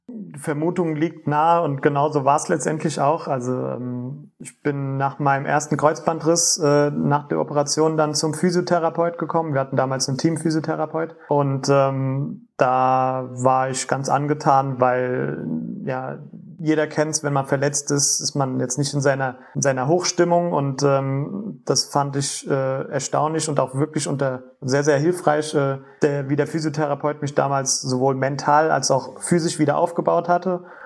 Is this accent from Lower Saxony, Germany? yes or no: no; Wiesbaden, Hesse, Germany; also born or lived in Frankfurt; ich komme selbst aus Wiesbaden